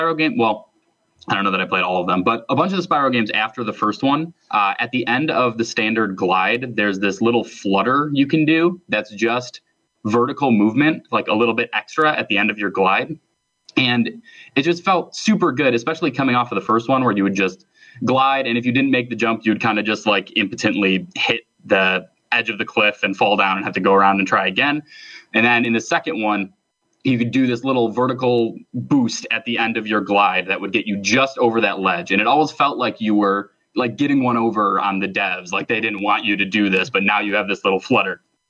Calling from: Palatine, Illinois, United States; from Palatine, Illinois.

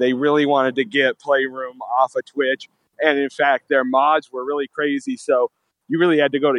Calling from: Gig Harbor, Washington, United States; This is … calling from Gig Harbor.

